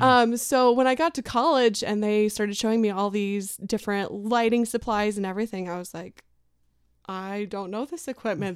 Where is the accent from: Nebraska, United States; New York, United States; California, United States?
Nebraska, United States; Albion; So I surprisingly grew up in a very small community of about sixteen hundred people up north. It's a town called Albion, Nebraska.